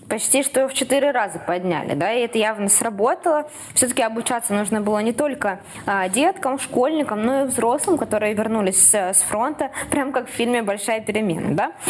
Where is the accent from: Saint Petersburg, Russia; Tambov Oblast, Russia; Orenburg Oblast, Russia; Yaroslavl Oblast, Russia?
Saint Petersburg, Russia; moved away as an adult; now in Krasnodar, Russia; Я, как петербурженка